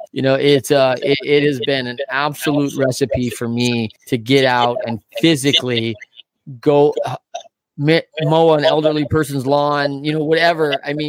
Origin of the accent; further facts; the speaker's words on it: Battle Creek, Michigan, United States; now in Grand Rapids, United States; I grew up in Battle Creek, Michigan, and live in Grand Rapids.